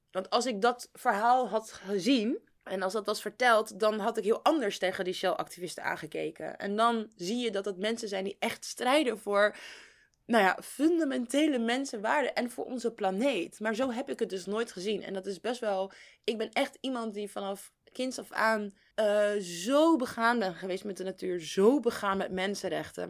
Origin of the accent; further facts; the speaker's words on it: Netherlands; als Nederlander